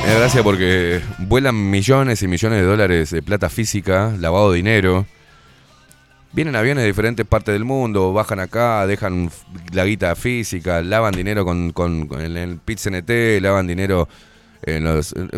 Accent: Uruguay; Los que vivimos acá y los que somos uruguayos

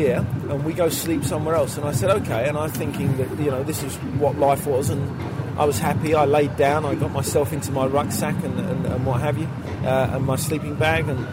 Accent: London, United Kingdom; I was born in East London

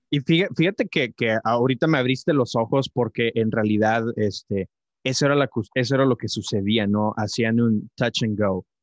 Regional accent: Tamaulipas, Mexico; now in El Paso, United States; Yo, yo crecí en, en, Tamaulipas, yo crecí en Tamaulipas, mi esposa y yo vivimos ahorita en El Paso, Texas

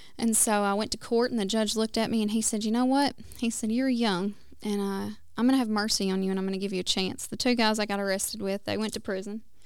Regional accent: West Tennessee, United States; now in Oklahoma, United States; I was born and raised in Tennessee, um, in West Tennessee.

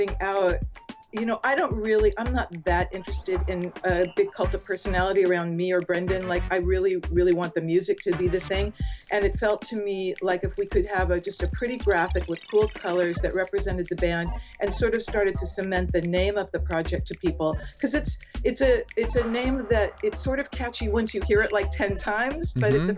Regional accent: Los Angeles, California, United States; moved away as an adult; also born or lived in United Kingdom; I'm from Los Angeles

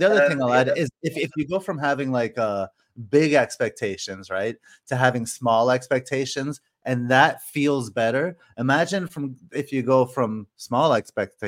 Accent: Canada; When I was growing up in Canada

